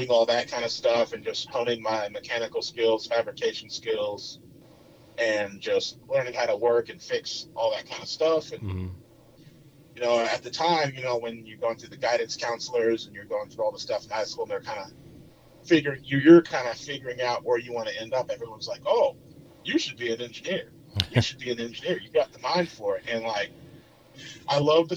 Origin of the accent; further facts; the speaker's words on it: Temecula, California, United States; moved away as an adult; also born or lived in Upland, California; now in Austin, United States; I grew up in Southern California. So I was born in Upland, technically, because where my parents lived in Temecula, Marietta, didn't have a birthing center